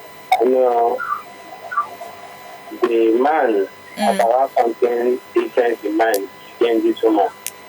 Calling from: Abuja, Federal Capital Territory, Nigeria; I'm calling from Abuja.

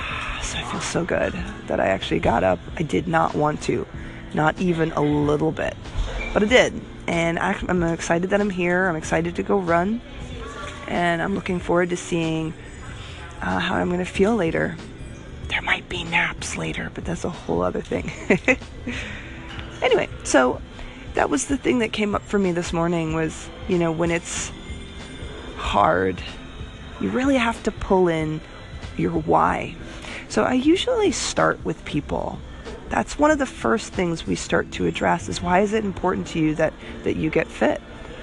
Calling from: Florida, United States; I am calling you from Florida at the Y.

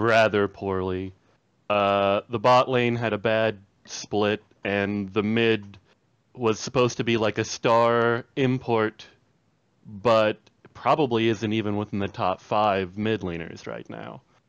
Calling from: Fort Dodge, Iowa, United States; Little town called Fort Dodge.

